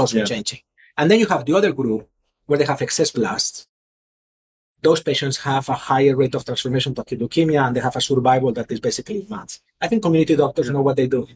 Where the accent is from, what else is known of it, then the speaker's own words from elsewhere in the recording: Mallorca, Balearic Islands, Spain; moved away as an adult; also born or lived in Philadelphia; now in Houston, United States; I'm originally from Spain, so I was thinking I go back to to Spain, where I from a nice place called Mallorca